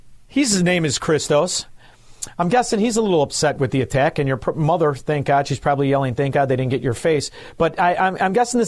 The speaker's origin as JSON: {"language": "English", "town": "Melrose Park", "region": "Illinois", "country": "United States", "said": "I'm from Melrose Park"}